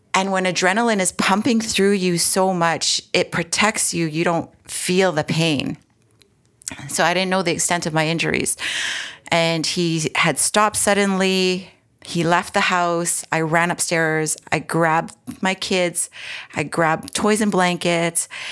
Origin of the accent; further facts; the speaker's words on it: Edmonton, Alberta, Canada; moved away as an adult; also born or lived in Toronto, Ontario; now in Ontario, Canada; I was born and raised in Edmonton, Alberta, and prairie girl here.